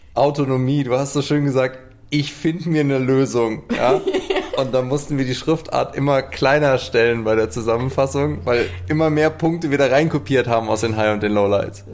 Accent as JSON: {"language": "German", "town": "Cologne", "region": "North Rhine-Westphalia", "country": "Germany", "tie": "born or raised there", "said": "gebürtiger Kölner"}